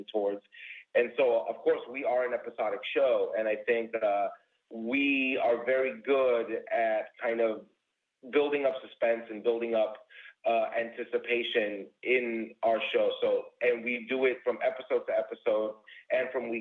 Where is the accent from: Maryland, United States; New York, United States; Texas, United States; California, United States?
New York, United States; moved away as an adult; now in Chicago, United States; I was born and raised in New York